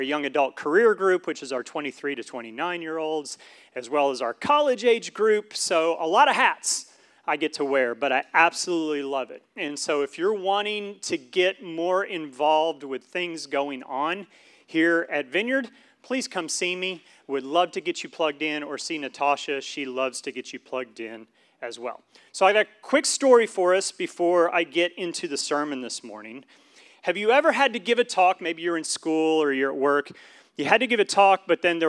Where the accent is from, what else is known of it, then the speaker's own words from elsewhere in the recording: Syracuse, New York, United States; I was born around Syracuse, New York, so we got that Syracuse thing going on